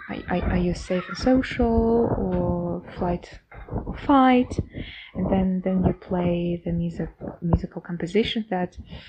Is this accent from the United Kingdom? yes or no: no; Kazakhstan; English is a second language; I'm Kazakh from Kazakhstan, and we have our traditional musical instrument called Dombra.